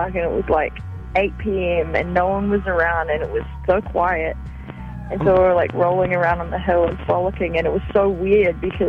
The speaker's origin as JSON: {"language": "English", "country": "New Zealand", "moved": "as an adult", "lives_now": "Los Angeles, United States", "said": "I'm a musician from New Zealand"}